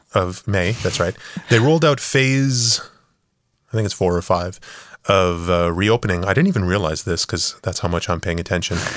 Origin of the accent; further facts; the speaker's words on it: Canada; we're Canadian